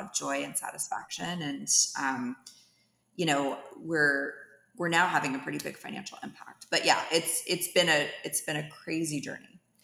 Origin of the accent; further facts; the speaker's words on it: Dublin, California, United States; moved away as an adult; also born or lived in San Francisco, California; now in Atlanta, United States; I grew up in the East Bay, in the San Francisco Bay Area, from Dublin